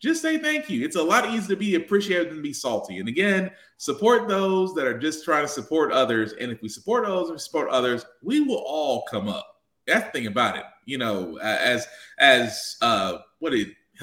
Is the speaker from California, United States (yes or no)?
no; Tennessee, United States; my home state of Tennessee